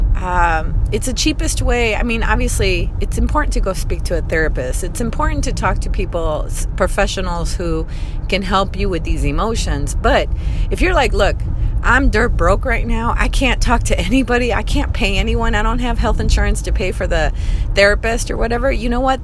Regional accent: Chicago, Illinois, United States; I come from Chicago.

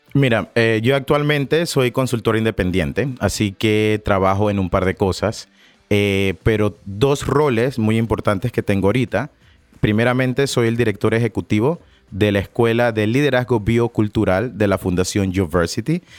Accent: Panama; somos de Panamá

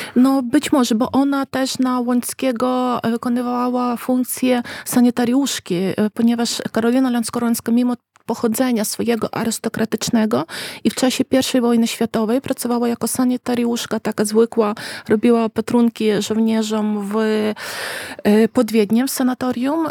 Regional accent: Ukraine

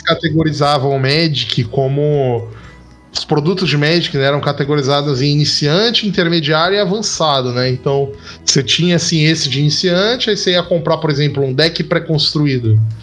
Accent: Baixada Santista, São Paulo, Brazil; eu sou da Baixada Santista.

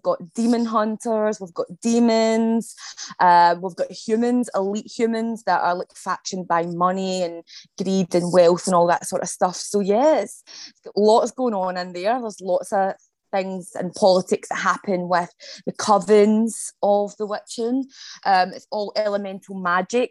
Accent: Scotland, United Kingdom; I am from Scotland. So I'm a Scottish-based author.

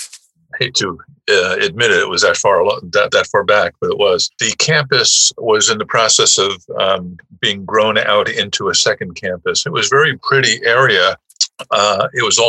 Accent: New York City, New York, United States; accent: New York; also born or lived in Brooklyn, New York / Buffalo, New York; I was born in New York City in Brooklyn, but raised primarily in the Bronx by my mother

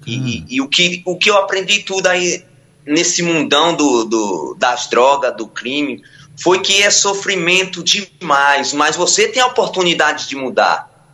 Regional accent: Ilhéus, Bahia, Brazil; moved away; also born or lived in São Paulo / Diadema; eu sou natural de Ilhéus, Bahia

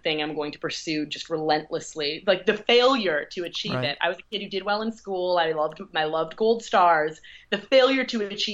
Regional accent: Midwest, United States; I'm from the Midwest.

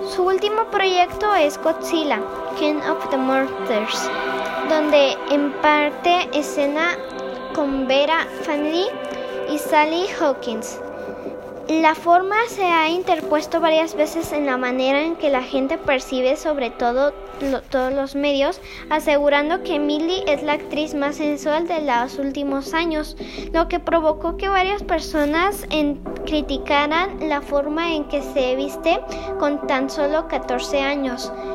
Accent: Guadalajara, Jalisco, Mexico; soy de Guadalajara

